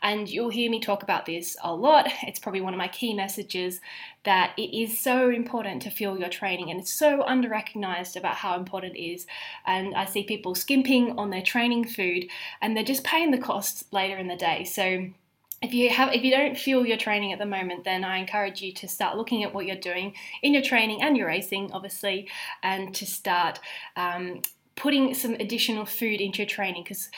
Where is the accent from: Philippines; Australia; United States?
Australia; also born or lived in Zambia / United Kingdom; So obviously I am Australian, although I have spent almost half of my life overseas. I grew up in Zambia as a teenager, and then before going back to Australia to study dietetics at uni, I then promptly moved overseas to the UK